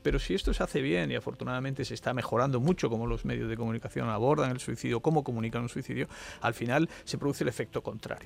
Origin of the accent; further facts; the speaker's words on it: Alcalá la Real, Andalusia, Spain; also born or lived in Granada; mi pueblo, en Alcalá Real